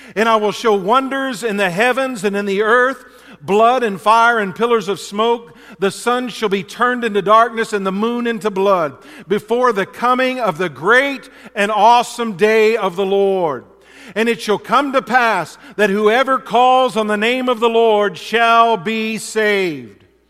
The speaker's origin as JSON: {"language": "English", "region": "Texas", "country": "United States", "tie": "born or raised there", "moved": "yes", "lives_now": "Alaska, United States", "said": "growing up in Texas"}